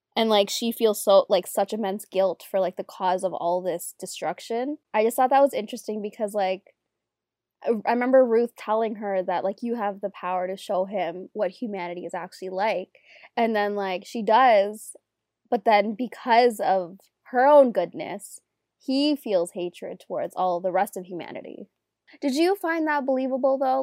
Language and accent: English; Toronto, Ontario, Canada; I'm Canadian, I'm from Toronto